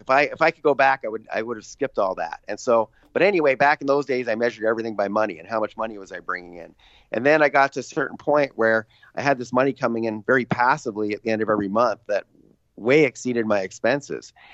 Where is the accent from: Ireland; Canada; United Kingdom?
Canada; I'm Canadian